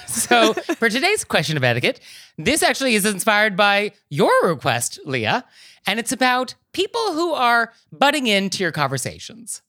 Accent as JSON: {"language": "English", "town": "San Francisco", "region": "California", "country": "United States", "said": "I'm from San Francisco"}